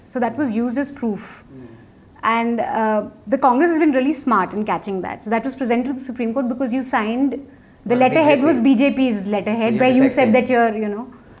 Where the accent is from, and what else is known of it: Uttarakhand, India